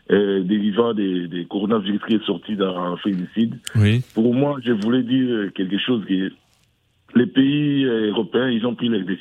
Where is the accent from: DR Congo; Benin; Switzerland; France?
DR Congo; Kinshasa; moved away; chez nous au Congo, Kinshasa